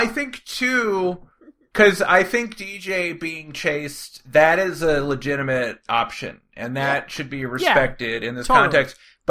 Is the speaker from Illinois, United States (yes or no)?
no; Bay Area, California, United States; I grew up in the Bay Area at this time